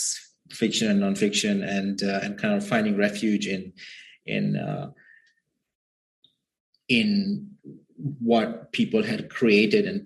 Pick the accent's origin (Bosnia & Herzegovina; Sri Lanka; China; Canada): Sri Lanka; moved away as an adult; now in United States; I grew up in Sri Lanka, and my parents are lower middle class folks.